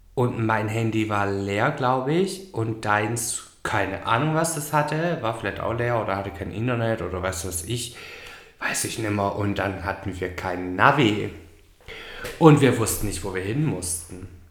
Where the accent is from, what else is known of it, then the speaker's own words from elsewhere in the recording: Swabia, Germany; moved away as an adult; now in Gran Canaria, Spain; ich bin Schwabe